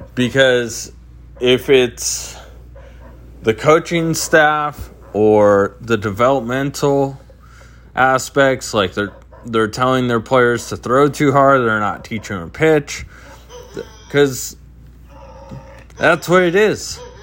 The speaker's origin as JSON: {"language": "English", "town": "San Diego", "region": "California", "country": "United States", "moved": "yes", "lives_now": "Phoenix, United States", "said": "I'm from San Diego originally"}